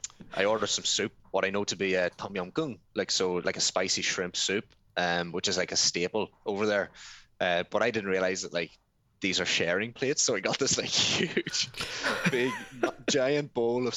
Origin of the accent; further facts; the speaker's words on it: Ireland; also born or lived in Thailand; I come from Ireland.